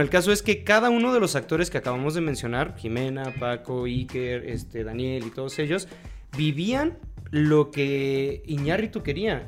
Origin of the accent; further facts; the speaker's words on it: Mexico; siendo mexicano